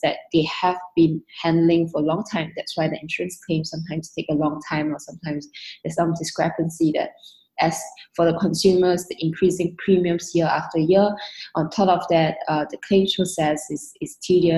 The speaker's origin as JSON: {"language": "English", "country": "Singapore", "also_born_or_lived": "London, United Kingdom", "said": "I moved back to Singapore from London back in 2013. Mainly was because of my family"}